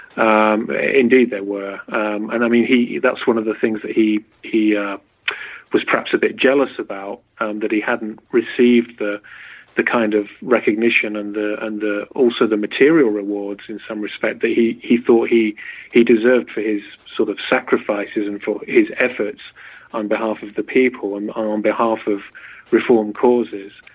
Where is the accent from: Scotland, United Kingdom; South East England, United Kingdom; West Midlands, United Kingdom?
South East England, United Kingdom; Berkshire; moved away as an adult; also born or lived in Oxford; now in United States; I'm from England. I was born in Berkshire, uh, about an hour from London